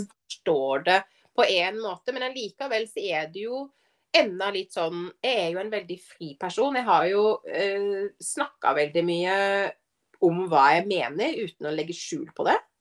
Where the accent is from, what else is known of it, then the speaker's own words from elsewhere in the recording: Arendal, Agder, Norway; moved away as an adult; når jeg flytta fra Arendal for 14 år siden